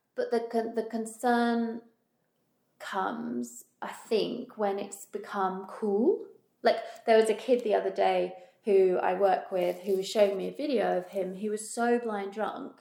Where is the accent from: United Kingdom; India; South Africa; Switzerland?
United Kingdom; moved away; being British